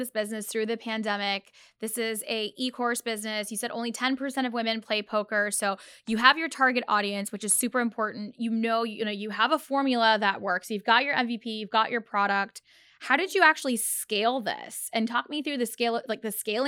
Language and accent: English; Pakistan; now in United States; growing up in Pakistan